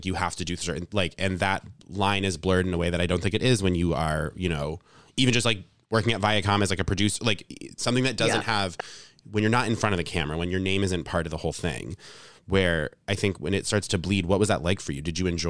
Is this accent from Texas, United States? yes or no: no; Vermont, United States; also born or lived in Rhode Island; I was born in Rhode Island in like a somewhat metropolitan area. And then when I was seven, my family moved to like the woods in Vermont.